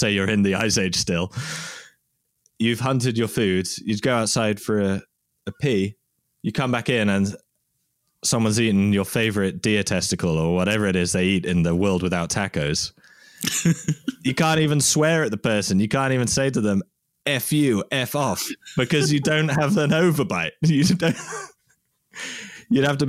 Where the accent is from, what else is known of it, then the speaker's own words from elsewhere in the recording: a small English town in Britain, England, United Kingdom; I grew up in Britain in a small town with absolutely zero Mesoamericans there, zero Hispanic people in my small English town